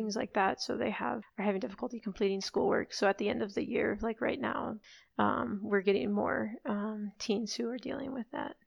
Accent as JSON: {"language": "English", "town": "Chicago", "region": "Illinois", "country": "United States", "tie": "born or raised there", "said": "I grew up in Chicago, but then have also spent time abroad"}